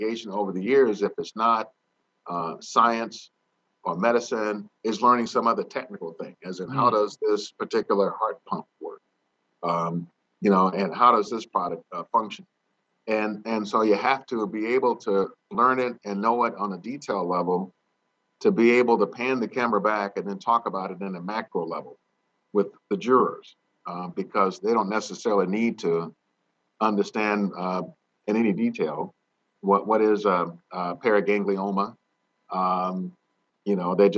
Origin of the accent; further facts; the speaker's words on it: North Carolina, United States; moved away; where I grew up in Annapolis, North Carolina